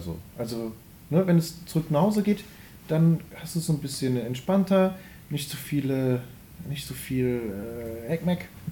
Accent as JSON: {"language": "German", "town": "Wermelskirchen", "region": "North Rhine-Westphalia", "country": "Germany", "tie": "born or raised there", "moved": "yes", "lives_now": "Remscheid, Germany", "said": "irgendwo in den Wermelskirchen"}